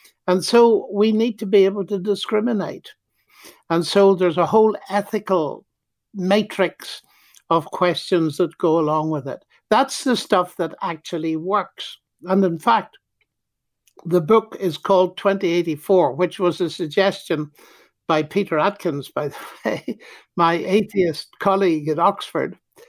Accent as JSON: {"language": "English", "country": "Ireland"}